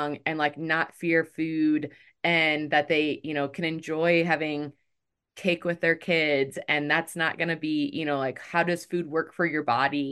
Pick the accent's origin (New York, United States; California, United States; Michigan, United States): Michigan, United States; I'm from Michigan